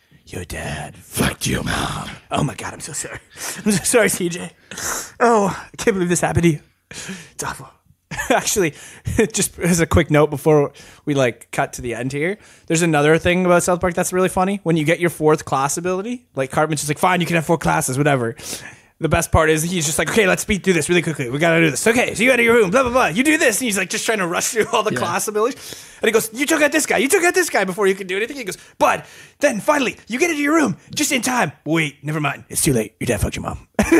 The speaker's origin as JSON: {"language": "English", "country": "Canada", "said": "I am a Canadian British man."}